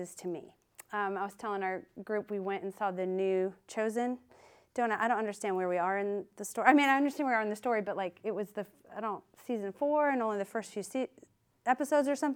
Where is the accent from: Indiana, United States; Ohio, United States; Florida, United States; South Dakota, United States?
South Dakota, United States; Sioux Falls; I grew up in the Midwest in South Dakota, a small town in Sioux Falls, South Dakota